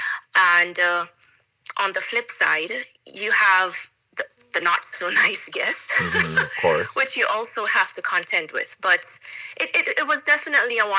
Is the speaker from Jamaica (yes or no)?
yes; Kingston, Jamaica; moved away as an adult; now in Russia; I was born in Jamaica. I was raised in Jamaica